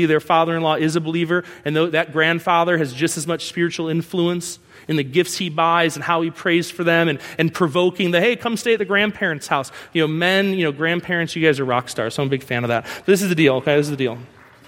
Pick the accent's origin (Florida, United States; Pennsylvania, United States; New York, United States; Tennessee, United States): New York, United States; I'm from New York